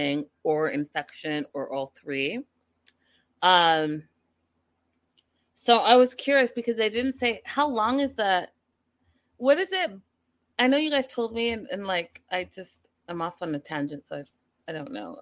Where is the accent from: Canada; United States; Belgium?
Canada; Vancouver, British Columbia; moved away; I'm from Vancouver. So I went back home to Vancouver